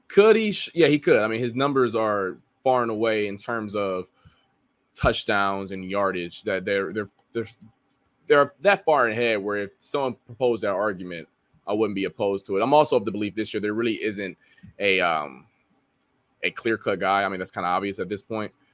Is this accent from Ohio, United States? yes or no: yes; Ohio, United States; I'm from Ohio